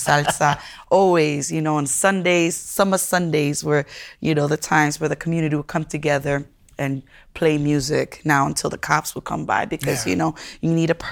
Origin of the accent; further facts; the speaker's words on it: New York City, New York, United States; first language Spanish; English is a second language; moved away; also born or lived in Massachusetts; originally from the Bronx